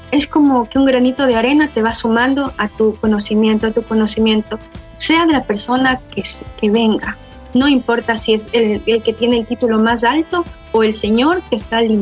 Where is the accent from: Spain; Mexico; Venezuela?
Venezuela; Nosotros, había otro chico también de Venezuela y como latinos no tenemos el acento perfecto ruso